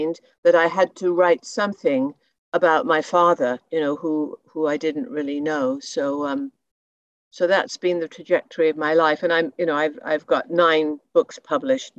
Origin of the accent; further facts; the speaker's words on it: England, United Kingdom; moved away as an adult; also born or lived in Montreal, Canada / Toronto, Canada; now in Hornby Island, Canada; I was born in England at the tail end of World War II